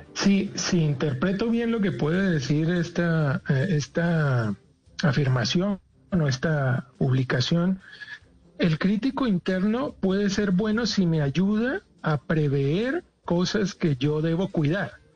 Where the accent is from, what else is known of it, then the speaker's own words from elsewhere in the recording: Colombia; cómo nos maltratan a todos los colombianos